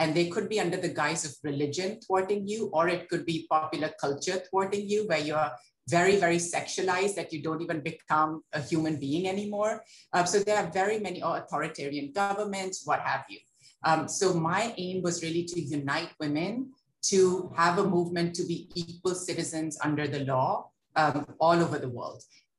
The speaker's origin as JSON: {"language": "English", "town": "Lahore", "region": "Punjab", "country": "Pakistan", "tie": "born or raised there", "said": "I grew up in Lahore"}